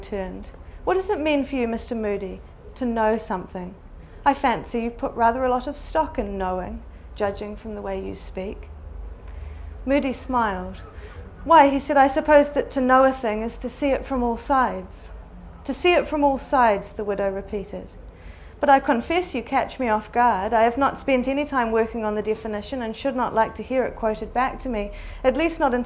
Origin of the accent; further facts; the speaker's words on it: Christchurch, Canterbury, New Zealand; I grew up in Christchurch, which is on the east coast of the South Island